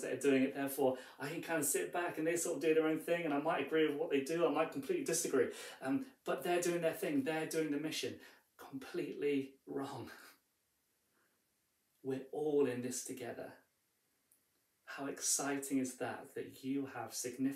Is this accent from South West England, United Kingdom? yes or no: yes; Bristol, South West England, United Kingdom; I was born in Bristol, but I'm not primarily a Bristolian.